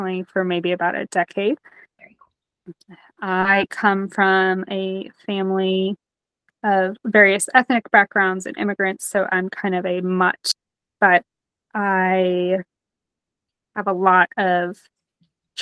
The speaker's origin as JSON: {"language": "English", "town": "Nashville", "region": "Tennessee", "country": "United States", "tie": "born or raised there", "also_born_or_lived": "Detroit, Michigan / North Carolina / Cleveland, Ohio", "moved": "as an adult", "said": "I was born in Detroit, but I moved to the South when I was about 10. And I was raised in the Nashville area"}